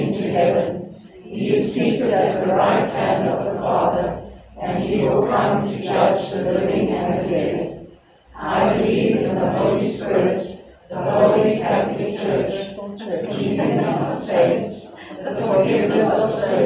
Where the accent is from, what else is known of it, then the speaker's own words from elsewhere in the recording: Finland; English is a second language; moved away as an adult; my accent is because I am from Finland. Even if I have been here for 18 years